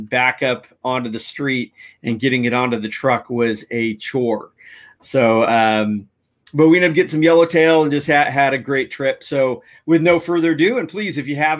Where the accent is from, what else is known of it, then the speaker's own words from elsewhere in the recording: San Diego, California, United States; we are in my hometown, San Diego, California